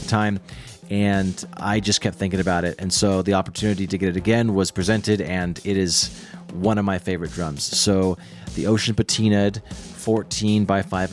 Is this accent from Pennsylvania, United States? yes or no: no; Seattle, Washington, United States; moved away as an adult; now in Los Angeles, United States; I was born and raised in the Seattle area, actually. And then I moved to LA in 2016